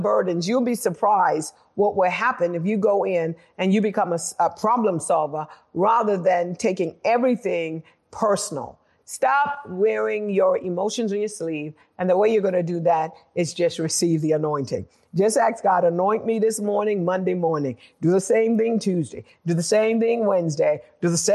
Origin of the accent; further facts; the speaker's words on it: United Kingdom; moved away; also born or lived in United States; I'm actually British American. my culture, I was culturalized in Britain